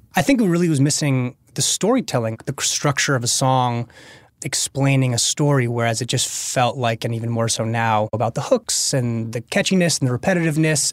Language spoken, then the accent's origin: English; Los Angeles, California, United States; Local LA kid in the suburbs